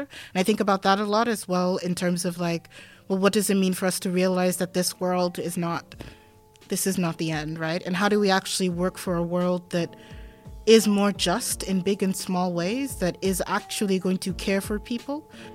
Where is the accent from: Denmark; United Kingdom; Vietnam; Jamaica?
Denmark; moved away; growing up in Denmark